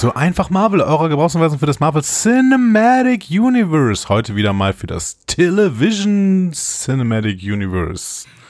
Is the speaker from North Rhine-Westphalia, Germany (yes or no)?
yes; Übach-Palenberg, North Rhine-Westphalia, Germany; moved away as an adult; also born or lived in Cologne / Neunkirchen-Seelscheid / Nümbrecht; now in Waldbröl, Germany; Ich komme aus Übach-Palenberg